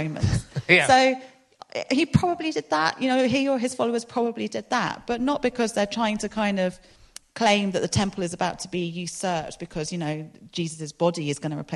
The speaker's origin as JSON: {"language": "English", "region": "London", "country": "United Kingdom", "tie": "born or raised there", "moved": "as an adult", "lives_now": "Exeter, United Kingdom", "said": "I grew up in London"}